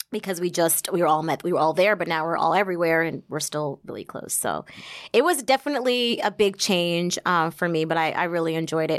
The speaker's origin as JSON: {"language": "English", "town": "Somerset", "region": "New Jersey", "country": "United States", "tie": "born or raised there"}